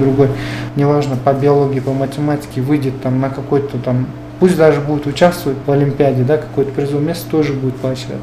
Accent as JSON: {"language": "Russian", "area": "Koktuko village", "region": "Talas Region", "country": "Kyrgyzstan", "tie": "born or raised there", "said": "есть школа в селе, где я жил, да, где я вырос, откуда я родом. Это село Коктуко"}